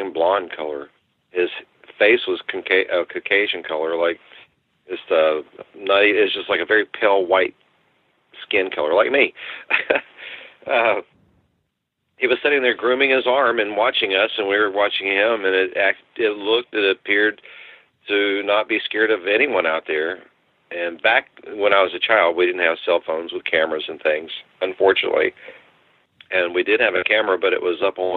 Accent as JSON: {"language": "English", "town": "New Braunfels", "region": "Texas", "country": "United States", "said": "I'm from Texas. I lived in a small town called New Braunfels in Comal County"}